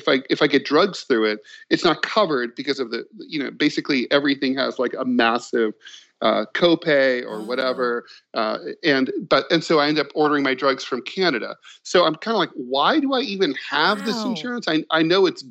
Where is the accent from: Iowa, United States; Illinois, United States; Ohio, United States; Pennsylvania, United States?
Ohio, United States; Dayton; I'm from Dayton, Ohio, which was hit very hard by the opioid pandemic